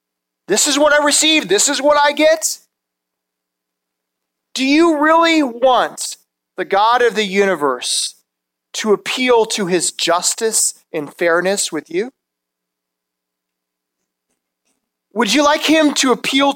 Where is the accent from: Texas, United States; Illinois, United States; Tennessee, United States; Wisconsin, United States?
Wisconsin, United States; Madison; I grew up in Madison, Wisconsin